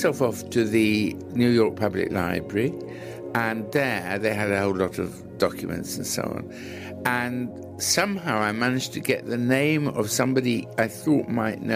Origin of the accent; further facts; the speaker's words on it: England, United Kingdom; I am from England, in America for the first time, and leaving in about a fortnight